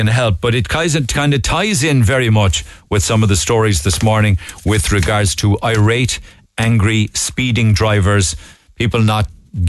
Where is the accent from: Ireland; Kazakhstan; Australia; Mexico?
Ireland; Cork, Munster; I grew up in Knocknaheeny, a great place and part of my life, but I got married and moved out of the city.